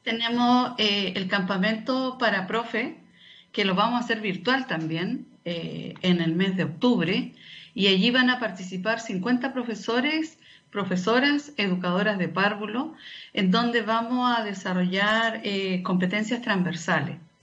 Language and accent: Spanish; Antofagasta, Chile; also born or lived in Oficina José Francisco Vergara; Nací acá en Antofagasta, pero, pero estaba ya con, con mis padres